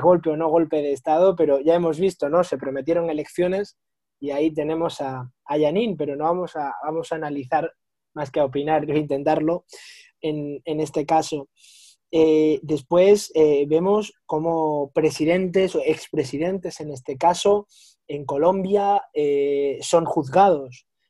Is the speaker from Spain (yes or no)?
yes; Spain; somos los tres españoles